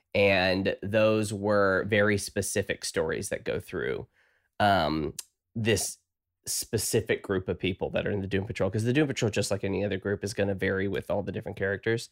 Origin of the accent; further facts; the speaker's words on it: the South, United States; I'm from the South.